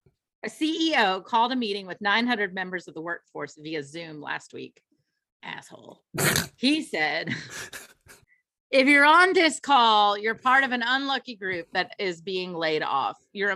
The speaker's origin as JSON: {"language": "English", "region": "Kentucky", "country": "United States", "said": "I'm from Kentucky, so this is the very most Kentucky thing I'm going to say ever."}